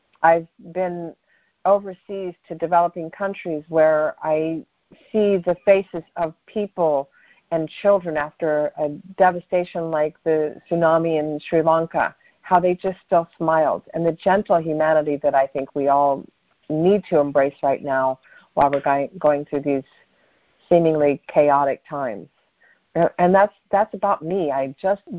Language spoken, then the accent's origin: English; Des Moines, Iowa, United States; moved away; I grew up in Des Moines, Iowa, and I start off with that because I love coming from Iowa.